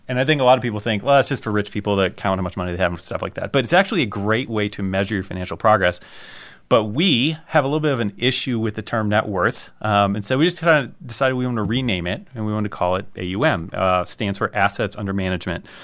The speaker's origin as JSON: {"language": "English", "country": "United States", "said": "I, I'm an American"}